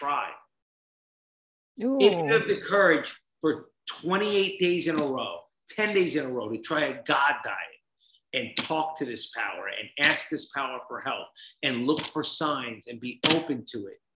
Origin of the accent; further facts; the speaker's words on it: New Jersey, United States; I grew up in Jersey.